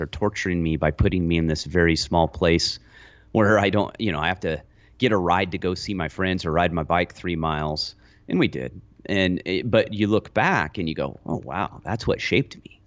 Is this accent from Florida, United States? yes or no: no; Lone Pine, California, United States; I grew up in Lone Pine.